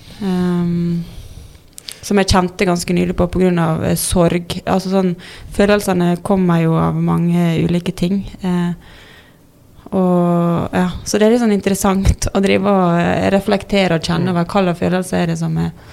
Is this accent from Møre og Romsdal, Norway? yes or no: yes; Ålesund, Møre og Romsdal, Norway; moved away as an adult; now in Oslo, Norway; jeg er jo fra Ålesund, egentlig. Mm. Men det er halve livet siden jeg bodde